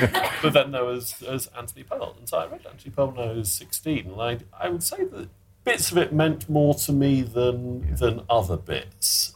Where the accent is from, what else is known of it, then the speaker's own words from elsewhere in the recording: Sheffield, Yorkshire and the Humber, United Kingdom; I I grew up in in Sheffield, and I I went to a comprehensive school there